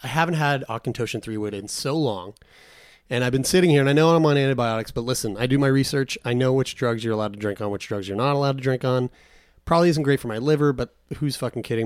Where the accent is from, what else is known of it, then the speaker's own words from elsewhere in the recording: Newfoundland and Labrador, Canada; I am a Newfoundlander. you can fully call me Newfie